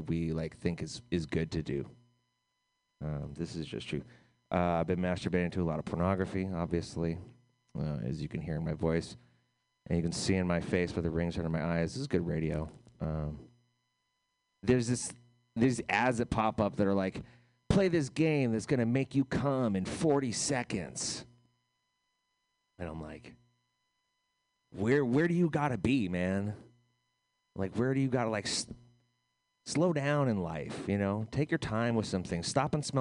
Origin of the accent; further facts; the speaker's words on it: United States; as an American